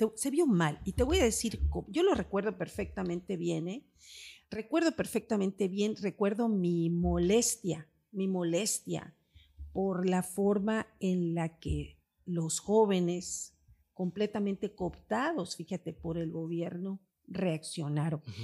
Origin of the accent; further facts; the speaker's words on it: Campeche, Mexico; soy campechana, tercera edad